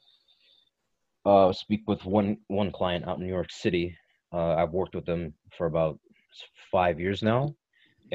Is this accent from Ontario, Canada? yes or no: yes; Toronto, Windsor, Ontario, Canada; born and raised in Toronto, Windsor, Ontario, Canada